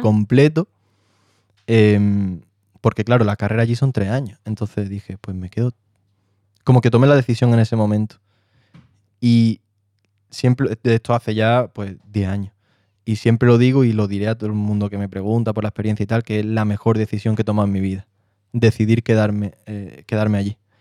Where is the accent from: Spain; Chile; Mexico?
Spain; Marbella, Andalusia; moved away as an adult; also born or lived in London; now in Madrid, Spain; soy de Marbella, te puedo especificar más, que de San Pedro Alcántara, un pueblo